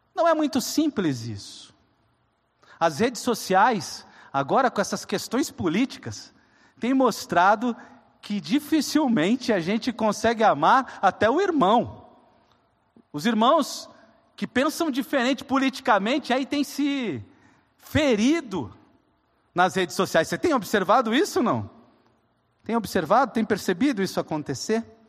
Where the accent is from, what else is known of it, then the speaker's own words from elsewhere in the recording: coastal southeastern Brazil, Brazil; Eu sou caiçara